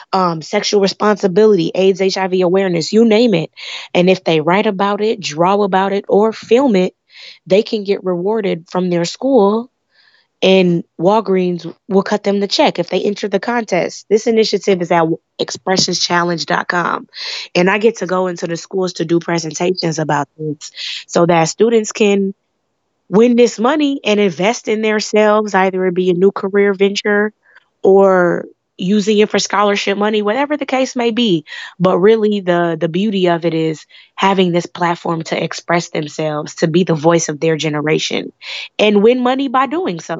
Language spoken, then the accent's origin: English; Chicago, Illinois, United States; I was born here in Chicago, the Beverly Morgan Park area